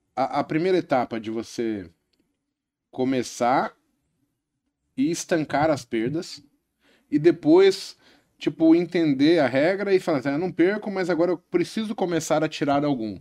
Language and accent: Portuguese; São Paulo, Brazil; eu nasci na Vila Nova Cachoeirinha aqui em São Paulo, né? E aí, de repente, eu estou estudando em escola pública